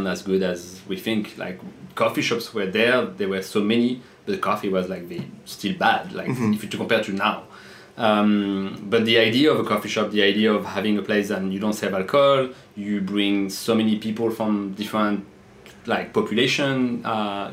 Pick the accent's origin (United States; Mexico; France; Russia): France; Pays de la Loire; English is a second language; moved away as an adult; also born or lived in south of France / England / Australia; now in Paris, France; I was born in south of France, but I grew up in west of France, in the Loire Valley